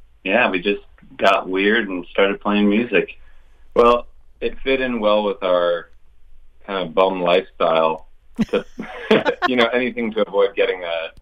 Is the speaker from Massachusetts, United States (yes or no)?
no; Minneapolis, Minnesota, United States; We're from Minneapolis since we were little kids. We're actually from the city proper, the zip code.